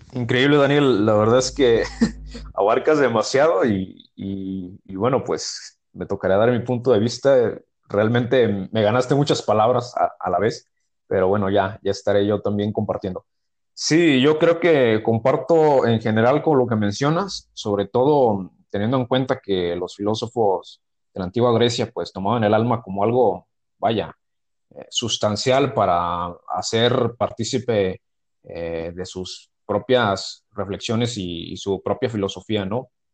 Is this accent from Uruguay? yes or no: no; Mexico; soy de México